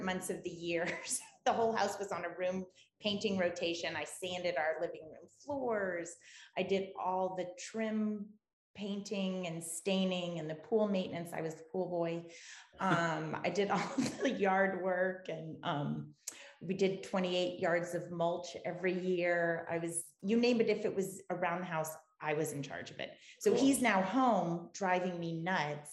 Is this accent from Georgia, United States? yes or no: no; Sarasota, Florida, United States; moved away as an adult; also born or lived in New England; now in South Shore of Boston, United States; I grew up in Sarasota, Florida. I'm a girl from Siesta Key, and I moved to New England after college